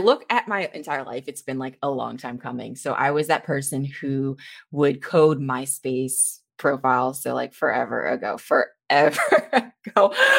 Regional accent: Cleveland, Ohio, United States; now in Florida, United States; I'm currently in Florida, but I'm of course from one of those cold states and then moved down here. I'm originally from Ohio, right from the Mistake on the Lake, lovely Cleveland.

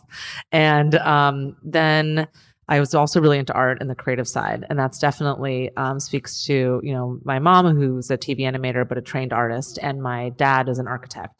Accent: Los Angeles, California, United States; I'm from here. I'm from Los Angeles.

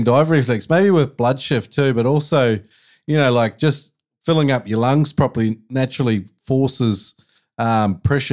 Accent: New Zealand; growing up in New Zealand, the bush out the back

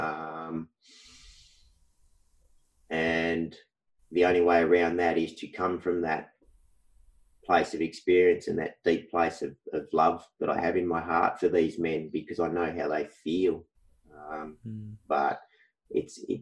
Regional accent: Wheatbelt region, Western Australia, Australia; now in Perth, Australia; I was born in Perth, WA. From a young age, we moved to the Wheat Belt country region, and I currently live in Perth

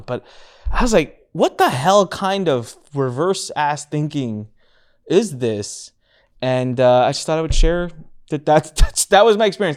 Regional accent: India; I'm Indian, and so obviously I have a little bit of a, a head start advantage there, and I can speak the natural, like, speak the language

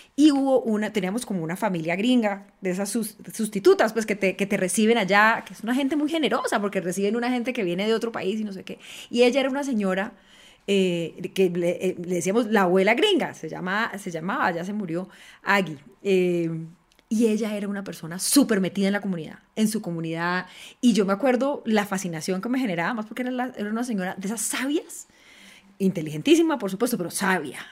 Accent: Cali, Valle del Cauca, Colombia; soy Caucana, caleña

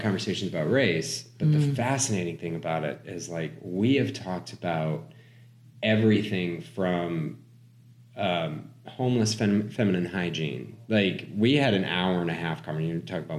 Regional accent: New Hampshire, United States; I grew up in New Hampshire.

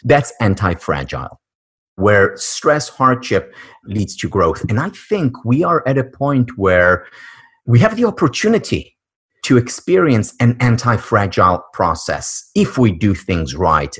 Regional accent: Israel; moved away; born and raised in Israel

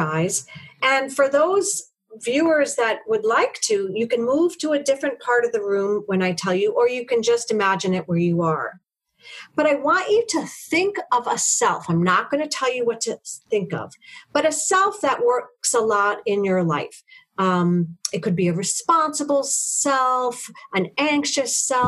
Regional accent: New York City, New York, United States; I'm a small white woman, and I grew up in Harlem

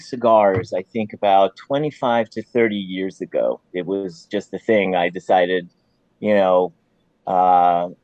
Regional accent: United States; also born or lived in Puerto Rico / Florida / Georgia; now in Minneapolis, United States; I'm Puerto Rican, actually. And I grew up in Florida and Georgia

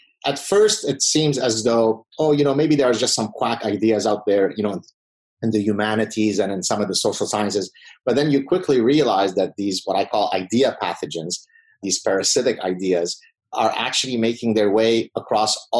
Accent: Lebanon; first language Arabic; English is a second language; moved away; growing up in Lebanon during the start of the civil war in Lebanon in the mid-70s

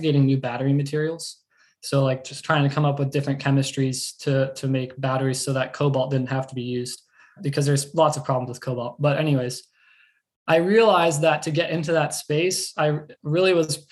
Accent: Central Florida, United States; I grew up in Central Florida, you know, just a little bit north of Orlando

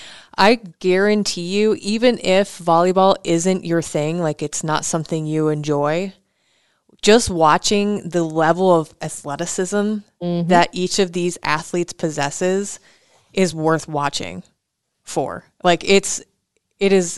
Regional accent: South Dakota, United States; moved away; also born or lived in Nebraska; I grew up in South Dakota

